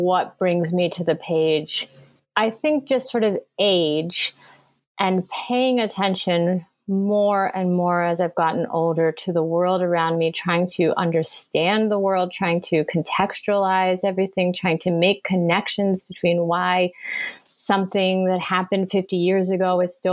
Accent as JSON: {"language": "English", "country": "United States", "tie": "born or raised there", "said": "I was born in the United States. I grew up here. I've been here my whole life"}